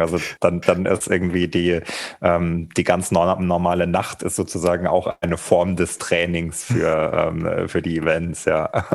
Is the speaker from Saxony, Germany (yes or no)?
no; Thuringia, Germany; ich bin in Thüringen aufgewachsen